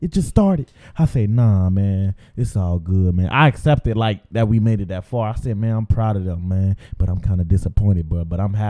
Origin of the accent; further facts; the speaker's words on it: Cincinnati, Ohio, United States; I'm from Cincinnati